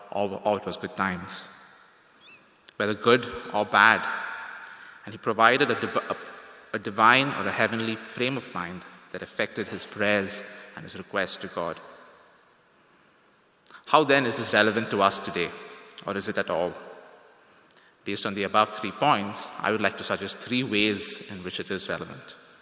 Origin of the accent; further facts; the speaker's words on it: India; moved away as an adult; now in Toronto, Canada; Now, when I came to Toronto from India almost 4 years ago to study here at Tyndale